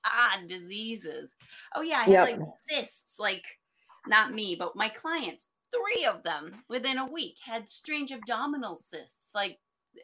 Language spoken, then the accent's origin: English; Sharon Springs, New York, United States; I grew up in Sharon Springs